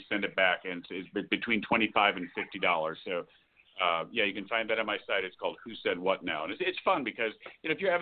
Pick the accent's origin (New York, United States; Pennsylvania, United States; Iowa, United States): New York, United States; Albany; I grew up in Albany, and parents lived in Saratoga